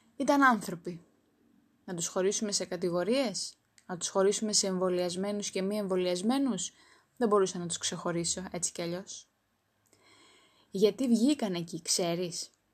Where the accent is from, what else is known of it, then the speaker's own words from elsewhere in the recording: Greece; Είμαι υπερήφανη που είμαι Ελληνίδα